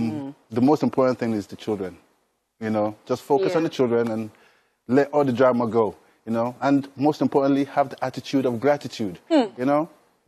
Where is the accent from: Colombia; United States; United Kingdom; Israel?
United Kingdom; England; growing up in England